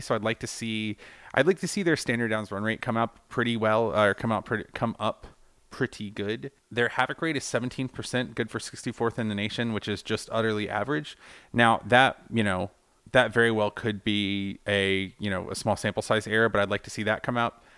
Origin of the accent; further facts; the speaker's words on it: Georgia, United States; we're both from Georgia